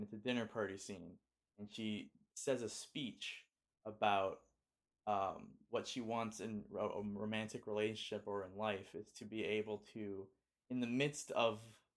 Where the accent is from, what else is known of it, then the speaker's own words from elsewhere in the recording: Los Angeles, California, United States; born and raised in Los Angeles and spent every Christmas in Los Angeles